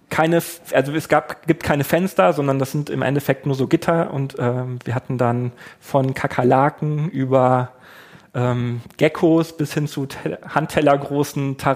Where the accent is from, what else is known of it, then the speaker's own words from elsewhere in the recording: Germany; Wir haben das gelernt, wir sind äh, weiß, wir kommen aus Deutschland, wir haben eine Ahnung